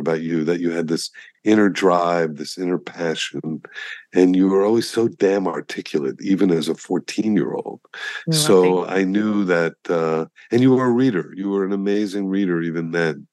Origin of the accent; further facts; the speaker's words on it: Miami, Florida, United States; also born or lived in Colorado; I grew up on South Beach when the median age when I was a kid was 70